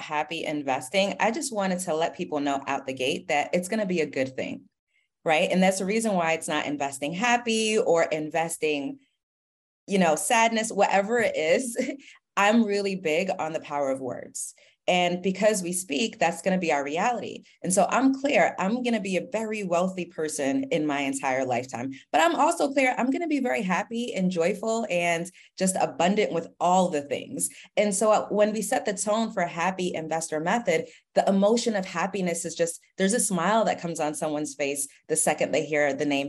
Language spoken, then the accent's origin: English; Queens, New York, United States; So I grew up in Queens and my parents are immigrants